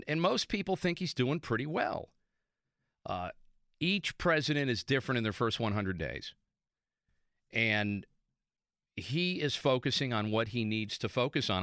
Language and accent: English; Central Pennsylvania, United States; I'm from Central PA.